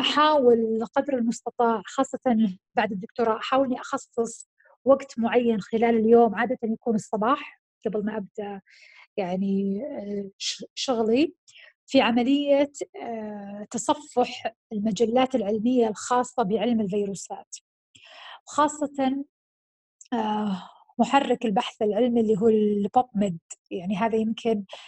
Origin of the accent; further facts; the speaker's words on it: Saudi Arabia; also born or lived in United Kingdom; عندنا في السعودية وانا هذيك في هذيك الفتره ما كنت موجوده بالسعوديه